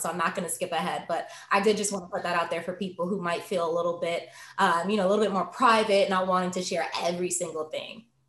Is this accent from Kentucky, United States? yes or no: no; New York, United States; moved away as an adult; now in Boston, United States; I am originally from New York, but moved to Boston to attend BU for law school.